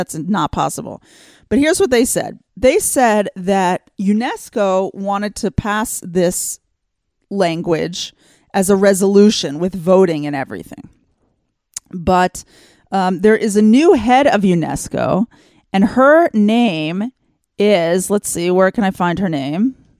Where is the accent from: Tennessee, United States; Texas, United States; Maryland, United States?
Texas, United States; I grew up in Texas. There was no curling.